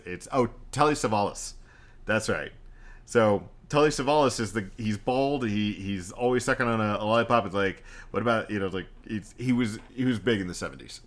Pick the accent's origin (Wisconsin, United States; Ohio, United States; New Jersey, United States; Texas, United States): Texas, United States; I'm Texan.